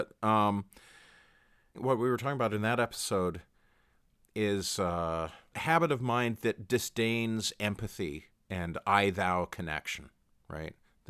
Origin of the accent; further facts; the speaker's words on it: Canada; My experience, speaking as a Canadian, I never watched football on Thanksgiving.